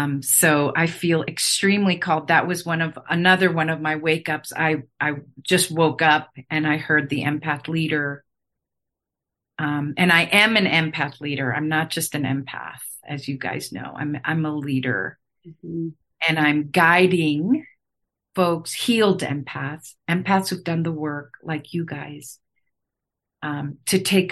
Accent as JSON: {"language": "English", "region": "Chiang Mai", "country": "Thailand", "tie": "born there", "said": "I said I was born in Chiang Mai, Thailand, which I never talk about."}